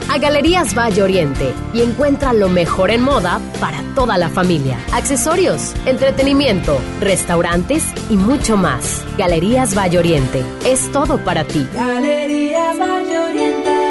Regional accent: Peru; Sí, soy de Perú.

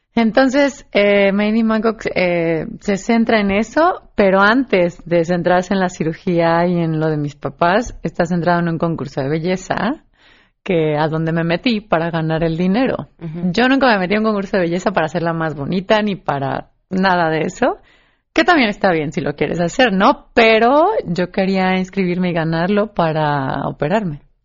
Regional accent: San Miguel de Allende, Guanajuato, Mexico; San Miguel de Allende, mi tierra natal

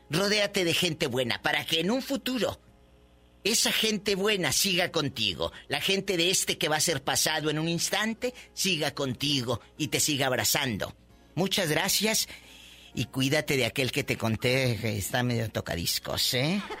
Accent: Apodaca, Nuevo León, Mexico; yo soy de Apodaca.

